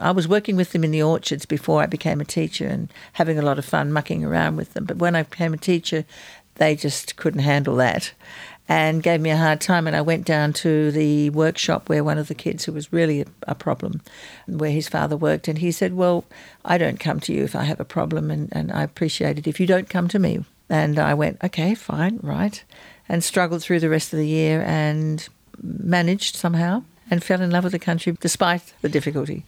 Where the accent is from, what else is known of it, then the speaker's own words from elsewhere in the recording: Australia; also born or lived in Israel; I'm Australian, I'm half Jewish.